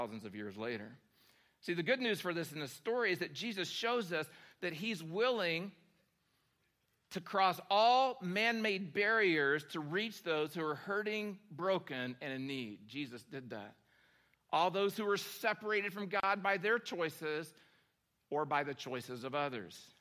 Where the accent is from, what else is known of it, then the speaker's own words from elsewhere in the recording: Oklahoma, United States; moved away; my hometown in Oklahoma